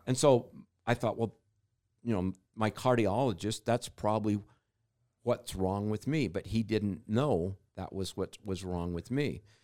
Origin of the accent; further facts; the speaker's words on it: Utah, United States; I grew up in Utah